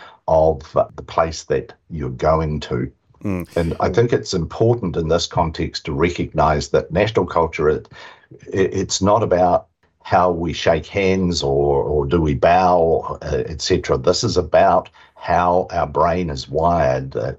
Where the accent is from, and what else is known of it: New Zealand